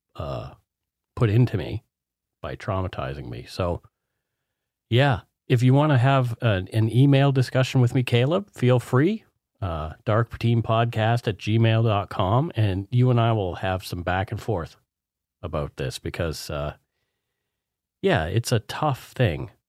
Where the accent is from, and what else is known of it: East Coast, Nova Scotia, Canada; born or raised there; now in British Columbia, Canada